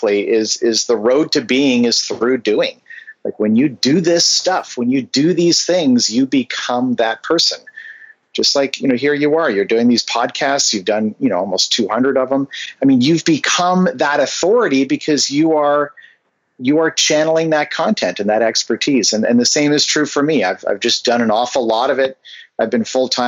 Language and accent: English; Vancouver, British Columbia, Canada; now in Bay Area, United States; I grew up in Vancouver, Canada